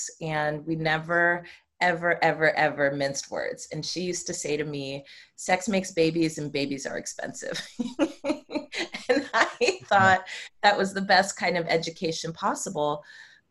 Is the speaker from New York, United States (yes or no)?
no; Marin County, Bay Area, California, United States; also born or lived in Oakland; I'm born and raised in the Bay Area. I grew up in Marin County, and I've lived in Oakland for the last 20 plus years